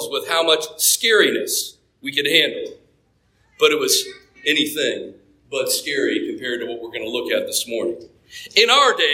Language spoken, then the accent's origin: English; Japan; There was an old shrine on the military base that I grew up on in Japan